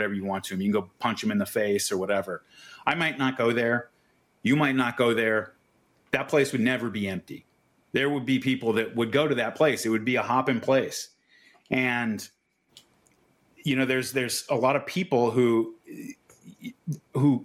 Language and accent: English; United States; as an American